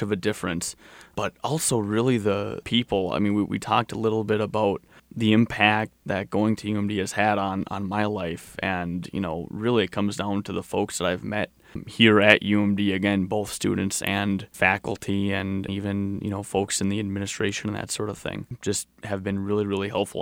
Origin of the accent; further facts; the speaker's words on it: Duluth, Minnesota, United States; I grew up in Duluth